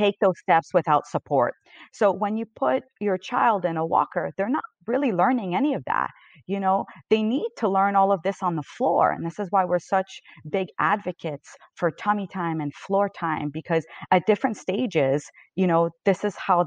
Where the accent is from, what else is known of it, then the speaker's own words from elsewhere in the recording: Canada; I'm Canadian